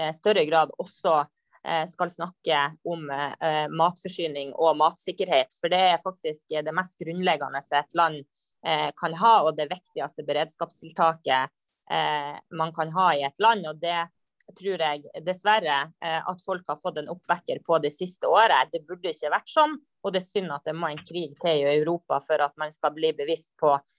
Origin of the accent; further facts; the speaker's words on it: Lavangen, Troms, Norway; jeg er jo fra Saugård i eh, Nord-Norge, Lavangen